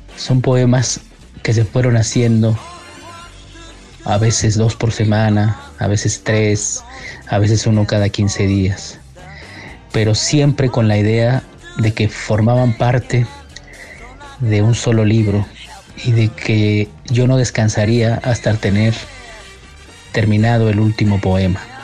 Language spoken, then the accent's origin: Spanish; Mexico City, Mexico; Nací en la Ciudad de México en el año de 1970